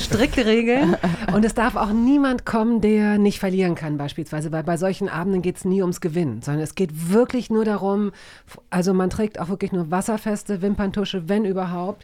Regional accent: Hanover, Lower Saxony, Germany; accent: clear High German; Ich komme aus Hannover, da spricht man ziemlich klares Hochdeutsch

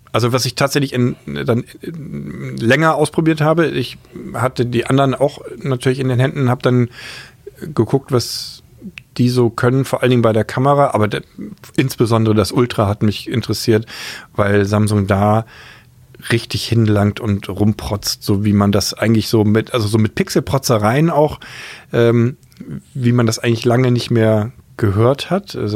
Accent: Bremen, Germany; moved away; also born or lived in Hamburg; Ja, ich bin ja Bremer.

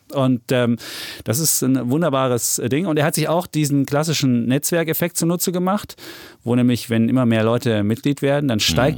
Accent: Saxony, Germany; Ich als Sachse

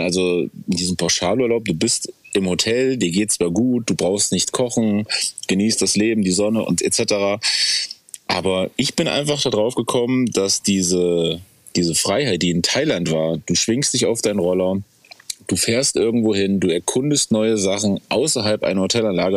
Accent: Germany; als Deutsche sind wir ja

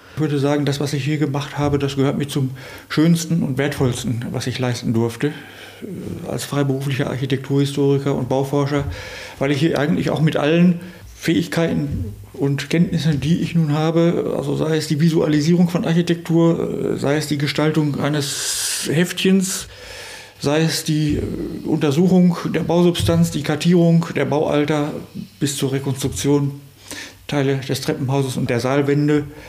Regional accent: Höxter, North Rhine-Westphalia, Germany; meine Heimat, Höxter

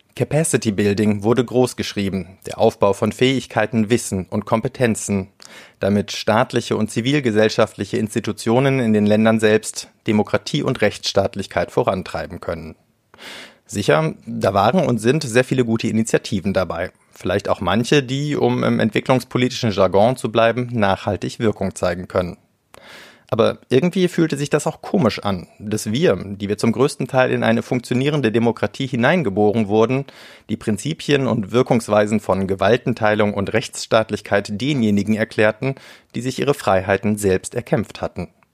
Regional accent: Germany; wir als Deutsche

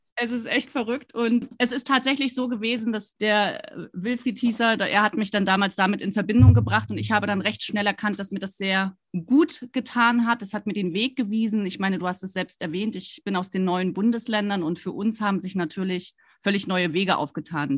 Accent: Rostock, Mecklenburg-Vorpommern, Germany; moved away as an adult; also born or lived in Stuttgart; ich bin an der Ostseeküste groß geworden in Rostock

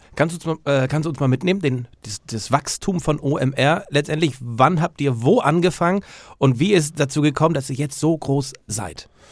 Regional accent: North Frisia, Flensburg, Schleswig-Holstein, Germany; da wo ich herkomme, Nordfriesland, Flensburg oben

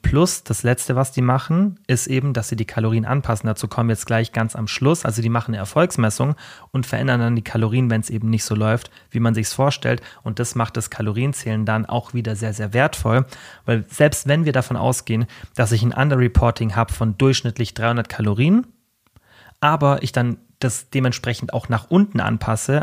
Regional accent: Germany; bei uns in Deutschland

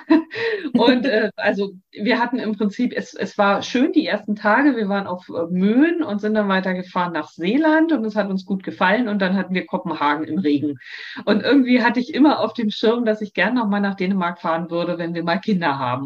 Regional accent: Frankfurt, Germany; also born or lived in Berlin / Southern Denmark; now in Denmark; Das ist zwar meine Heimatstadt

